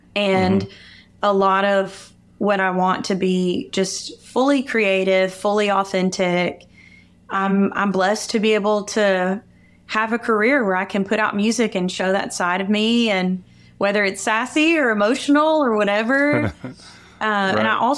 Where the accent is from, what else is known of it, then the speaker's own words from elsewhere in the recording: Muscle Shoals, Alabama, United States; moved away as an adult; now in Nashville, United States; growing up in Muscle Shoals